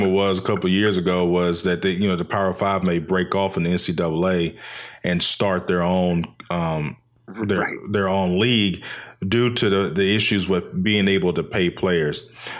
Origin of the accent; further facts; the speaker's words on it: Nashville, Tennessee, United States; I grew up in Nashville, Tennessee